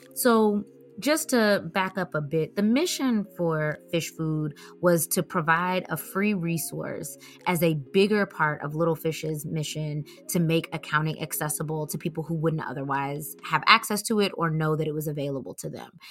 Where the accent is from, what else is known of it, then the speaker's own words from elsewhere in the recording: Atlanta, Georgia, United States; moved away; I'm from Atlanta